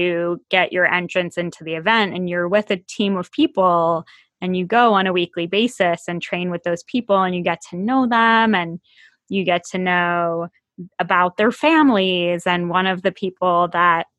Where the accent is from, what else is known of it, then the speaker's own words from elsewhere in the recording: Massachusetts, United States; now in Virginia, United States; I live away from a lot of my family members here, being here in Virginia and having grown up in Massachusetts.